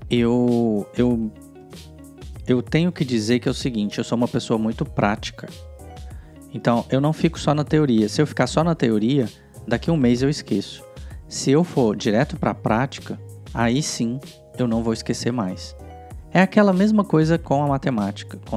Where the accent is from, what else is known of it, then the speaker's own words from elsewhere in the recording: Goiânia, Goiás, Brazil; Eu sou original de Goiânia, que são mais ou menos uns 300 quilômetros, uh, e eu fui morar em Brasília sozinho